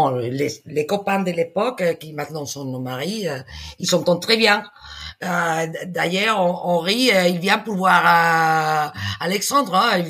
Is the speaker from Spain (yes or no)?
yes; Spain; French is a second language